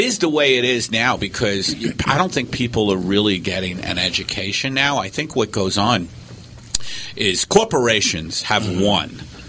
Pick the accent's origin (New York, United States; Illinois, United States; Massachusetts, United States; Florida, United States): New York, United States; Staten Island; that's a big where I grew up in Staten Island.